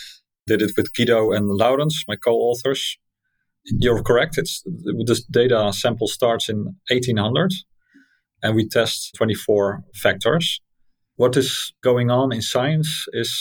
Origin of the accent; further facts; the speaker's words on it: Netherlands; So that's Dutch. I'm from Holland